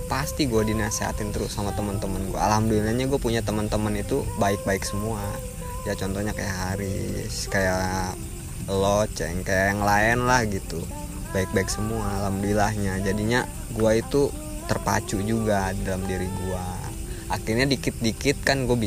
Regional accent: Tangerang, Banten, Indonesia; Tangerang bahasa gua agak beda makanya

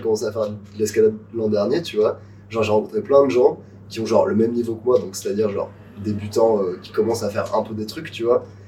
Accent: Nice, Provence-Alpes-Côte d'Azur, France; on était au lycée ensemble, on a grandi à Nice

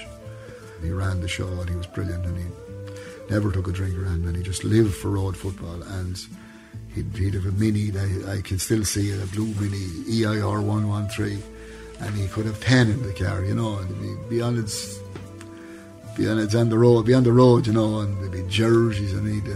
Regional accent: Rhode, Offaly, Ireland; moved away as an adult; now in Toomevara, Ireland; I was born in Rhode in 1951, as the eldest of eight kids

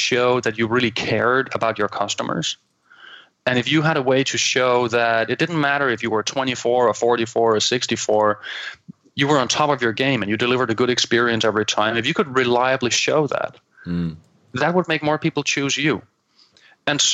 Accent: Copenhagen, Capital Region of Denmark, Denmark; accent: Danglish; English is a second language; I'm from Copenhagen, I'm from Denmark, so everybody can now enjoy my call it my Danglish.

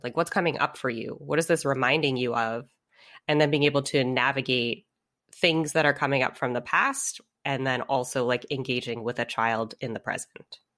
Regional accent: United States; was born and raised here in the States

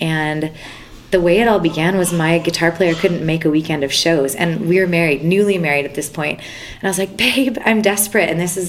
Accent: Winnipeg, Manitoba, Canada; moved away as an adult; now in Nashville, United States; a Canadian touring musician from Winnipeg, Manitoba

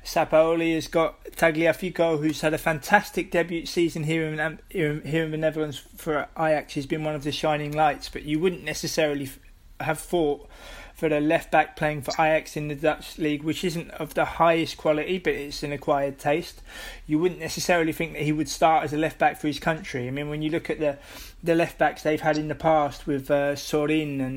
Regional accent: England, United Kingdom; as an Englishman

